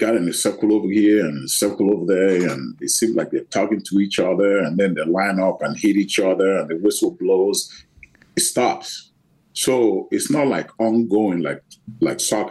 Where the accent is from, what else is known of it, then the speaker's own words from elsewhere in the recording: Nigeria; moved away as an adult; I grew up in Nigeria